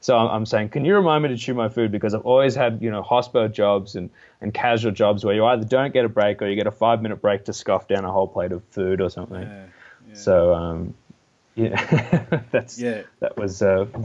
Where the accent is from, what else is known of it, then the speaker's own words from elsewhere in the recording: Blue Mountains, New South Wales, Australia; also born or lived in Melbourne, Australia; I grew up in the lower Blue Mountains, which is only about an hour from Sydney